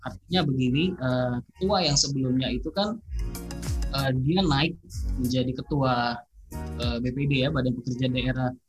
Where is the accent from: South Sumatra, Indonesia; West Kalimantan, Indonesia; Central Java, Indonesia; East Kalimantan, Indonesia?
West Kalimantan, Indonesia; Pontianak; also born or lived in Jakarta; now in Sintang, Indonesia; saya orang Batak. Tapi saya lahir besar di Pontianak, sebagian juga besar di Jakarta